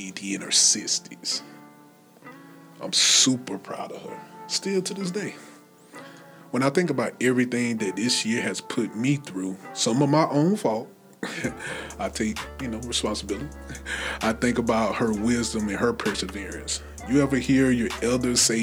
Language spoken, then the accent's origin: English; Anderson, South Carolina, United States; Anderson, South Carolina, my hometown